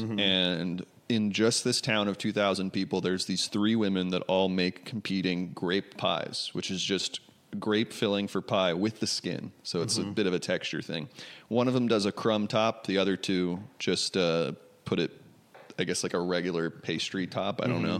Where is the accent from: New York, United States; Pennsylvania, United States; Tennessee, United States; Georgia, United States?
New York, United States; New York City; now in California, United States; I grew up in New York City, and now both of my siblings live way upstate in New York, like 5 hours north.